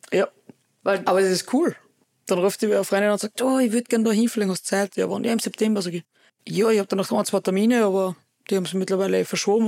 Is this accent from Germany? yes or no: no; Oberwölz, Styria, Austria; wir haben bei uns in Oberwürz einen Kletterpark